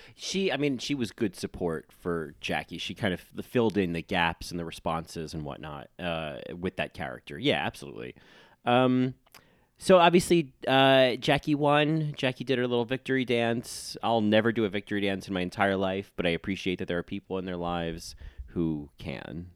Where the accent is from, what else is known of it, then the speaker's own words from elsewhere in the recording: New York City, New York, United States; New Yorkers, we don't get over things